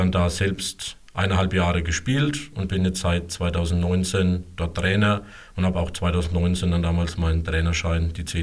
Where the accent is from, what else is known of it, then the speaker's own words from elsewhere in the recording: Sobrixhausen, Germany; born there; now in Albertshausen, Germany; weil ich ja gebürtig aus Sobrixhausen komme und ich zur damaligen Zeit noch hier in der Gegend gewohnt habe. Äh, mittlerweile wohne ich ja schon seit sieben Jahren in Albertshausen